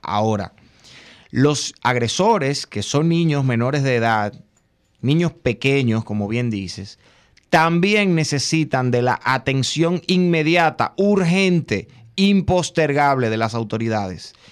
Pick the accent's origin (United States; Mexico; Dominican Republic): Dominican Republic